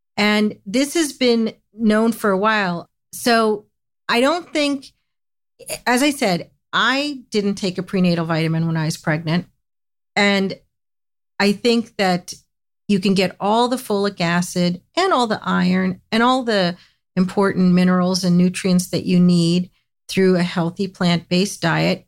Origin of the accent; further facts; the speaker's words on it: United States; I grew up in the United States